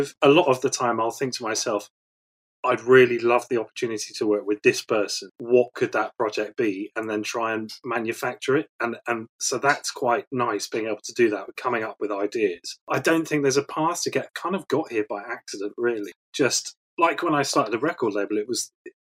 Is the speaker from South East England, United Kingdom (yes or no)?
no; Weston-super-Mare, South West England, United Kingdom; also born or lived in Taunton; I was brought up in Weston-super-Mare